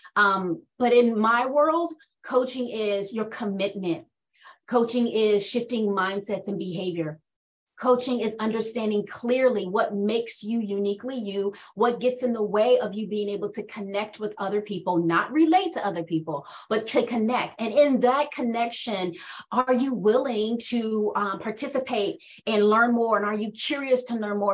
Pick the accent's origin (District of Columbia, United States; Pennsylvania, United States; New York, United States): District of Columbia, United States; Washington; also born or lived in North Carolina; So I was born and raised in Washington, D.C., but I spent most of my time being nurtured and developed by my grandparents who are from North Carolina.